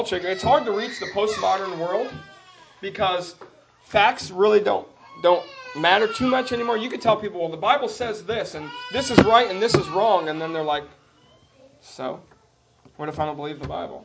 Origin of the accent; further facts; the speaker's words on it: New Jersey, United States; growing up in New Jersey